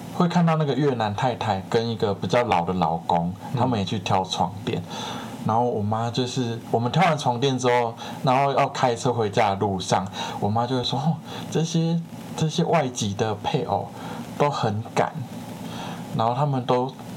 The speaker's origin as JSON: {"language": "Chinese", "country": "Taiwan", "said": "我们台湾人"}